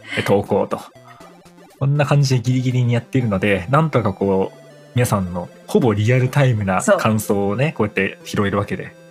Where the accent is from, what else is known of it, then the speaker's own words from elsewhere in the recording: Kanto, Japan; 僕ら関東なんですよね